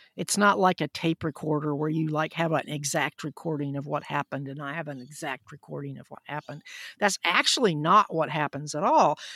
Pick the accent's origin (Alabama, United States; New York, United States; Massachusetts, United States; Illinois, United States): Alabama, United States; Huntsville; I grew up in Huntsville, Alabama, which was very important in the Apollo program